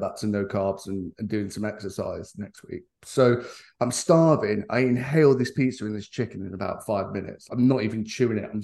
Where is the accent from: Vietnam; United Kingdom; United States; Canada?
United Kingdom; England; as an Englishman